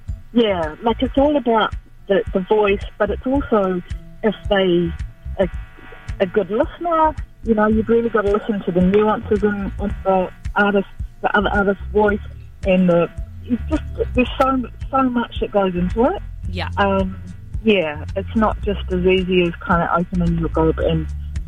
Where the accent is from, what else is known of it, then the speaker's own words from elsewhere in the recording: Gisborne, New Zealand; I was born and bred in Gisborne